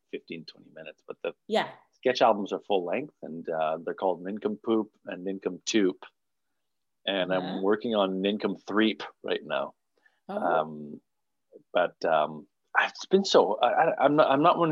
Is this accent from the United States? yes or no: no; Montreal, Quebec, Canada; moved away as an adult; now in Toronto, Canada; I grew up in Montreal